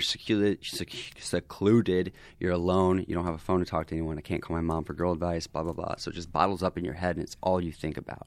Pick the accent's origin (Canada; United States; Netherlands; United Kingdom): United States; the South; moved away as an adult; now in Los Angeles, United States; I'm this guy from the South